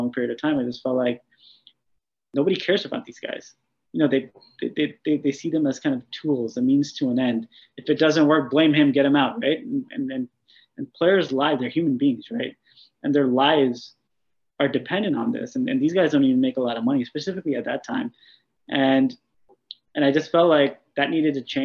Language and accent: English; New Jersey, United States; I was born and raised here in New Jersey in the U.S.